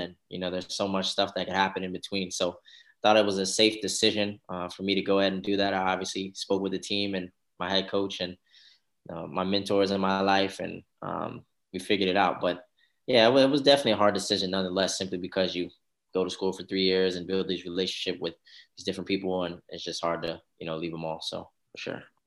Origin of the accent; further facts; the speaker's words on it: New Albany, Indiana, United States; also born or lived in Louisville, Kentucky; originally, I'm from New Albany, Indiana